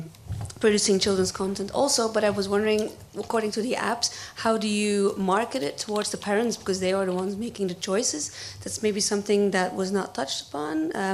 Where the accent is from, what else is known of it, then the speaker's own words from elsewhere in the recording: Belgium; I'm from Belgium